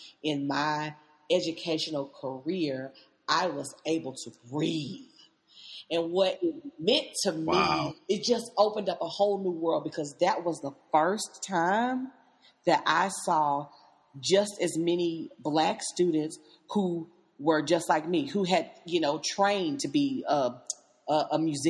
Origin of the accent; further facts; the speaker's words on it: Nashville, Tennessee, United States; growing up in Nashville